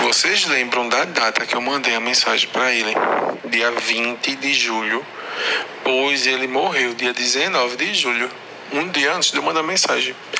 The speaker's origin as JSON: {"language": "Portuguese", "town": "Recife", "region": "Pernambuco", "country": "Brazil", "also_born_or_lived": "Paraíba", "said": "Eu sou do Recife, né? É. Só que eu tava morando na Paraíba."}